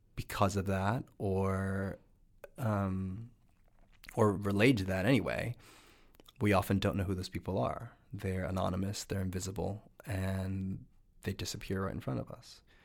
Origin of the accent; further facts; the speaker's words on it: New Jersey, United States; I grew up in New Jersey